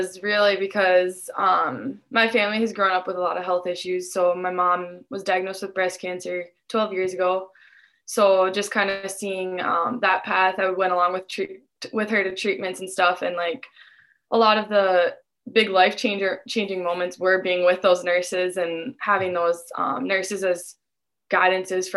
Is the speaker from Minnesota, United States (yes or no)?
yes; Dilworth, Minnesota, United States; I'm from Dilworth, so it's about 5 minutes away